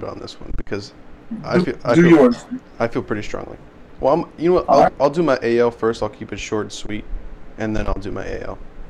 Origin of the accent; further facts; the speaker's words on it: Pacific Northwest, United States; I'm from the Pacific Northwest